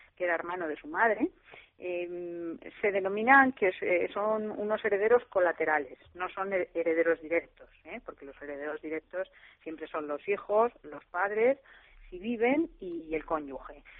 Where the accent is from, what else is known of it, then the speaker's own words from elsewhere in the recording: Madrid, Community of Madrid, Spain; yo soy madrileña